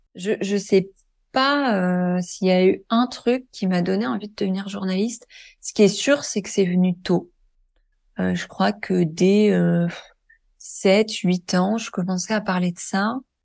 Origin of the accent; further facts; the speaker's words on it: Deux-Sèvres, Nouvelle-Aquitaine, France; now in Île-de-France, France; je suis né dans l'Ouest de la France, dans un petit département que personne connaît qui s'appelle euh, les Deux Sèvres